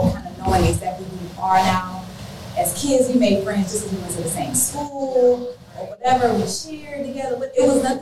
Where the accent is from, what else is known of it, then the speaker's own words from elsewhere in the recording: Miami, Florida, United States; moved away as an adult; also born or lived in Tallahassee / Philadelphia; I'm from Miami, but I went to college in Tallahassee, the grad school in Philadelphia, lived there for some years